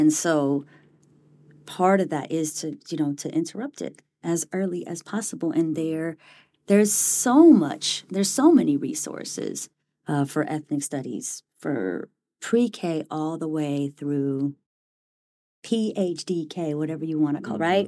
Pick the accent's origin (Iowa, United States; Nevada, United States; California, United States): California, United States; Bay Area; moved away as an adult; now in Cambridge, United States; Born and raised in the Bay Area